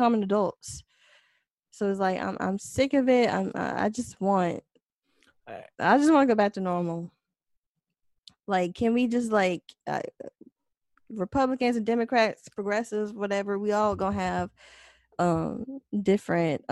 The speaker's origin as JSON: {"language": "English", "region": "the South", "country": "United States", "said": "I'm from the South."}